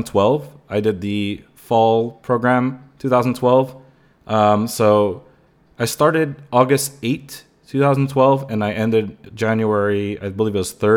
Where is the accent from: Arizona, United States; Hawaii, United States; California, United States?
California, United States; I grew up here in the Bay Area, like the San Francisco Bay Area in general. That's like the area I'm at. I'm still based there.